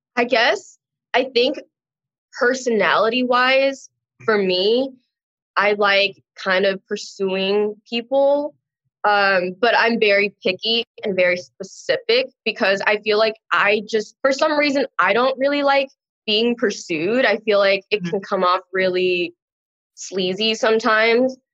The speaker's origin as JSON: {"language": "English", "town": "Long Beach", "region": "California", "country": "United States", "tie": "born or raised there", "said": "I'm from Long Beach, California. Um, I was born there. I went to college there. Pretty much grew up there my whole life."}